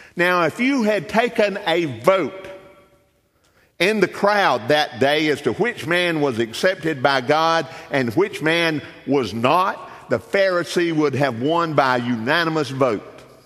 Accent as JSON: {"language": "English", "area": "Darlington County, Lake Swamp", "region": "South Carolina", "country": "United States", "tie": "born or raised there", "said": "I grew up in Darlington County, grew up in the country, grew up in a little community called Lake Swamp."}